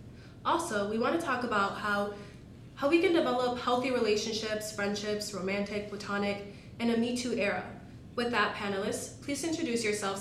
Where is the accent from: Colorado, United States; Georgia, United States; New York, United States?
New York, United States; Buffalo; now in Boston, United States; from Buffalo, New York